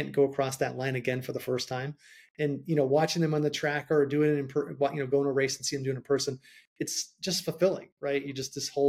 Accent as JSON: {"language": "English", "region": "Rhode Island", "country": "United States", "said": "I'm from Rhode Island and accents are really bad"}